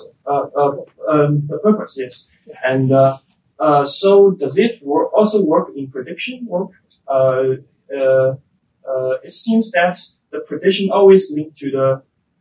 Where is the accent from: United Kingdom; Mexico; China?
China; from China